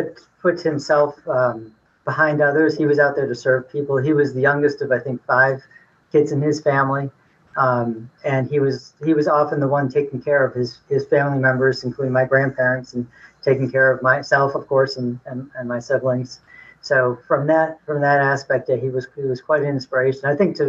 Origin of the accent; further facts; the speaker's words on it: New England, United States; I grew up in New England. I worked for 6 years in California. I worked for 3 years in Washington, D.C., and had been in D.C. prior to going to California.